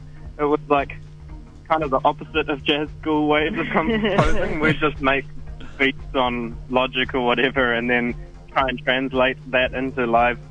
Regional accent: Wellington, New Zealand; I've been here most of my life

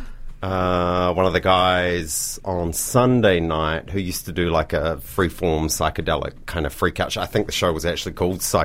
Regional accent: New Plymouth, Taranaki, New Zealand; now in Dunedin, New Zealand; growing up in New Plymouth was really good for me

